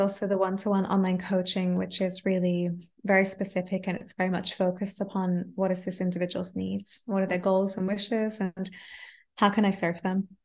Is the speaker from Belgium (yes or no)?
no; Adelaide, South Australia, Australia; first language English; moved away as an adult; now in Germany; I grew up in Australia speaking English and just English